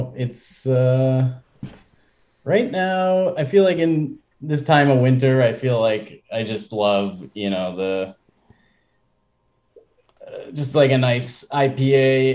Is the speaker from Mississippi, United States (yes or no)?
no; Buffalo, New York, United States; now in Springs, United States; So I'm from Buffalo originally